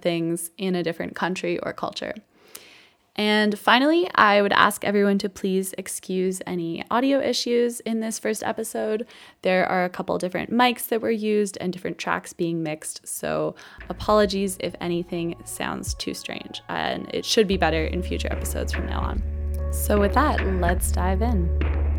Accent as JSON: {"language": "English", "town": "Toronto", "region": "Ontario", "country": "Canada", "moved": "as an adult", "lives_now": "Munich, Germany", "said": "I'm originally from Toronto, Canada, but I've been living in Munich, Germany for the past 4 years."}